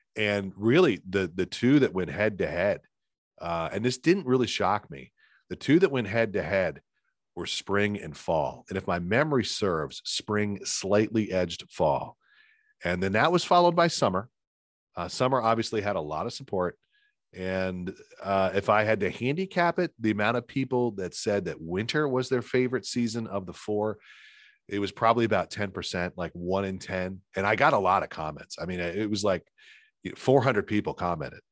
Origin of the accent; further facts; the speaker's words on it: Lancaster County, Pennsylvania, United States; I grew up in Lancaster County, uh, very famous for tomatoes.